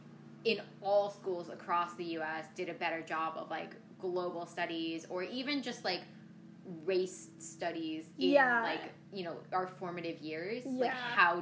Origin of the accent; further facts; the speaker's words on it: Ithaca, New York, United States; growing up in Ithaca, right outside the town limits, there are a lot of farmers, it's a lot of corn.